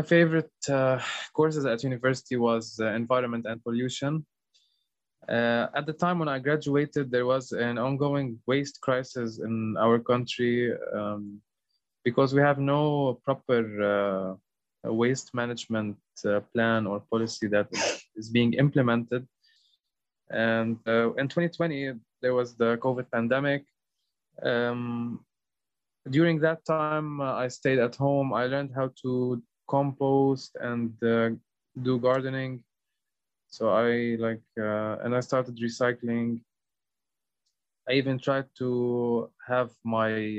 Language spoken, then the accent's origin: English; Lebanon; I'm from Lebanon